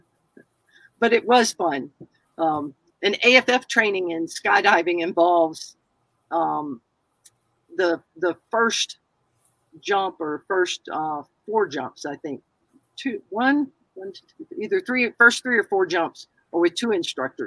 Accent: the South, United States; I'm a Southerner

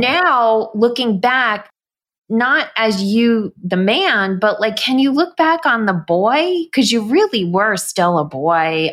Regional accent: New York, United States; growing up in New York

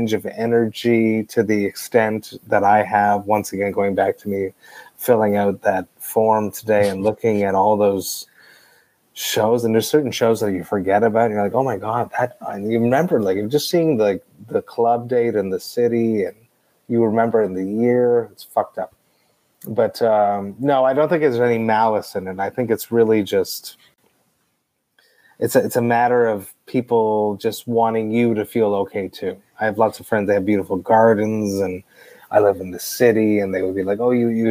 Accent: Deux-Montagnes, Quebec, Canada; I grew up in Two Mountains, which was a suburb outside of Two Mountains

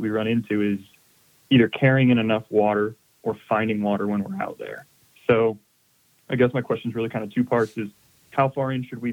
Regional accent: Florida, United States; I'm actually from Florida

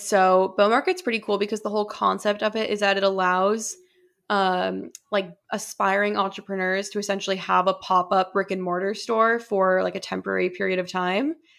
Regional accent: Boston, Massachusetts, United States; as a Bostonian

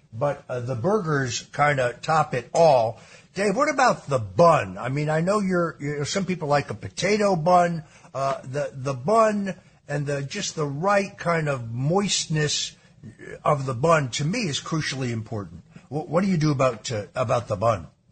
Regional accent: Norwalk, Connecticut, United States; Born, born in Norwalk

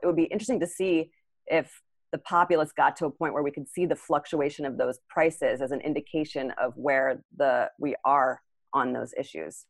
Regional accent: United States; being an American

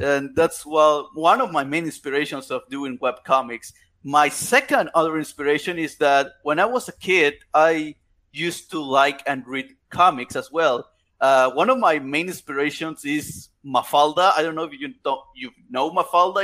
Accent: Chiapas, Mexico; English is a second language; I'm from Chiapas, Mexico

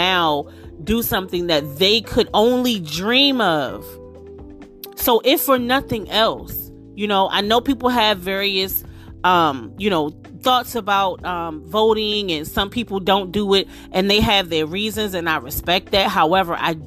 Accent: United States; I'm from DC/Maryland. I live, you know, I'm from the DMV area.

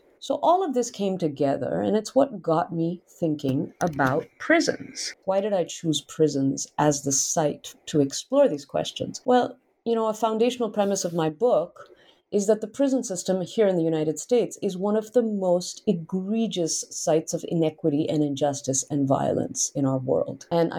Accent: India; I tell readers about how I grew up in India, you know, with fairly common exposure to yoga and meditation

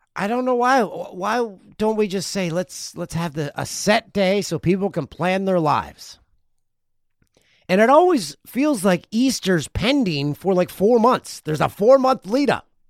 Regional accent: Peterborough, Ontario, Canada; my hometown of Peterborough, Ontario

